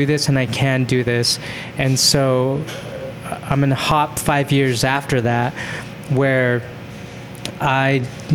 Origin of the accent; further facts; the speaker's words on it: Spanish Fork, Utah, United States; also born or lived in Orem, Utah; I grew up in Utah